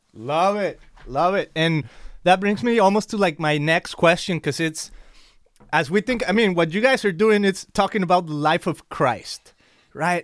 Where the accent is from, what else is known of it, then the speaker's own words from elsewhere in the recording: Mexico; English is a second language; I'm from Mexico, so I always excuse myself with my accent